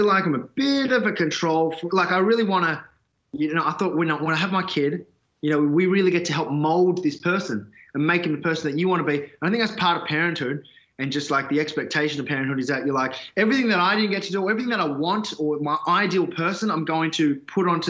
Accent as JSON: {"language": "English", "country": "Australia", "tie": "born or raised there", "said": "ethnic kids growing up in Australia, you go back to your parents' country"}